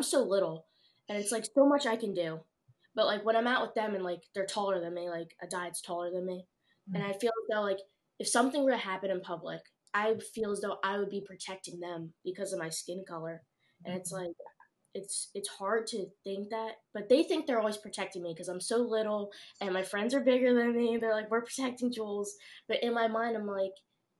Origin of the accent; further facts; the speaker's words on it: Pine Hill, New Jersey, United States; I'm a senior at Overbrook. I grew up in Pine Hill